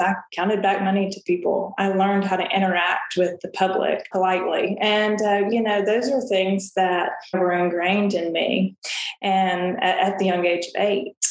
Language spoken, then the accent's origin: English; Murfreesboro, Tennessee, United States; Middle Tennessee State University is the largest university um, in the state of Tennessee but it's also in my hometown